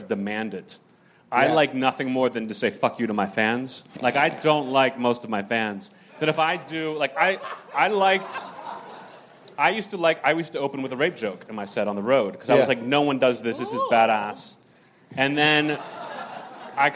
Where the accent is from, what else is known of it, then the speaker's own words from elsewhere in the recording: Pittsburgh, Pennsylvania, United States; I'm from Pittsburgh